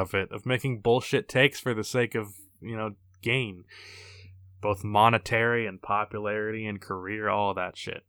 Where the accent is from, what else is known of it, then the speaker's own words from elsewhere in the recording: Alabama, United States; I was born in Alabama